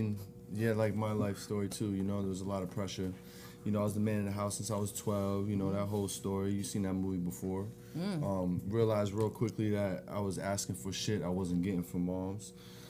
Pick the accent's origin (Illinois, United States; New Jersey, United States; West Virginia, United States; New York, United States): New Jersey, United States; moved away; Jersey. I'm from Jersey.